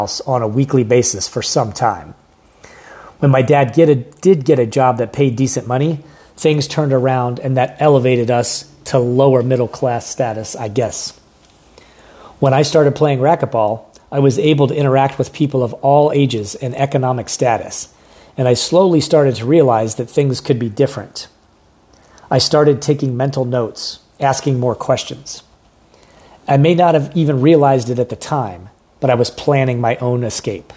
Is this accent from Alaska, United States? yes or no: no; rural Pennsylvania, United States; moved away; I grew up on a small farm outside a small town in rural Pennsylvania.